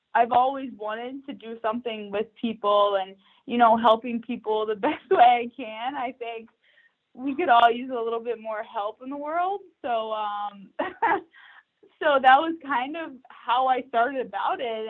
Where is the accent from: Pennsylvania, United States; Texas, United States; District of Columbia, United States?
Texas, United States; born or raised there; moved away as an adult; also born or lived in New York